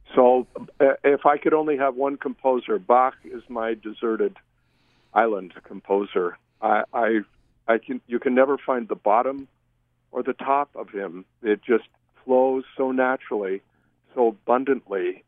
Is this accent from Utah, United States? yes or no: yes; Millville, Utah, United States; I grew up in Millville